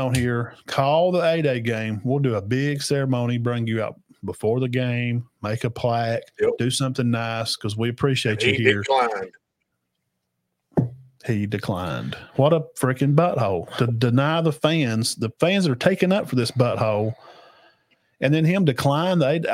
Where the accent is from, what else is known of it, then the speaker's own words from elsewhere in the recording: Alabama, United States; And I was born in Alabama, and that's how I am.